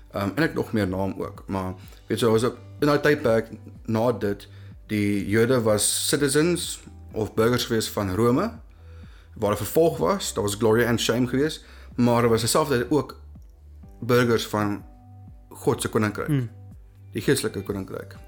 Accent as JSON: {"language": "Afrikaans", "country": "South Africa", "said": "baie van ons Afrikaans sprekendes"}